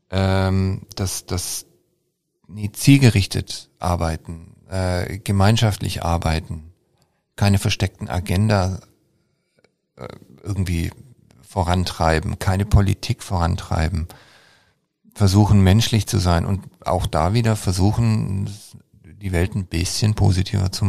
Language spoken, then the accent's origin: German; Baden-Württemberg, Germany; und ich als Schwabe spreche eigentlich nie darüber